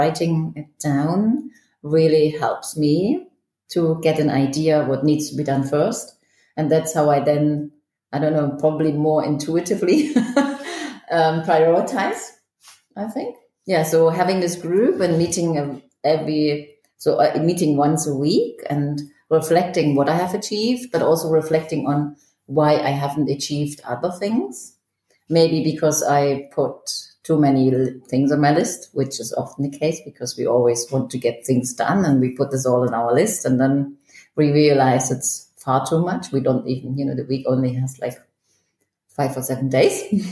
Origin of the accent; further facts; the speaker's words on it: East Germany, Germany; also born or lived in Manchester, United Kingdom / Toronto, Canada; now in Zurich, Switzerland; Originally I was born in Germany, in East Germany, and then I lived in the UK, in Manchester, for 15 years